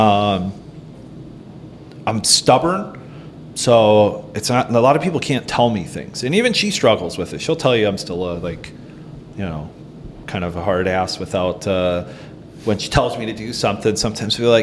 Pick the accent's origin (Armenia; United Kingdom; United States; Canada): United States; Norton, Ohio; I grew up in Norton, Ohio on a farm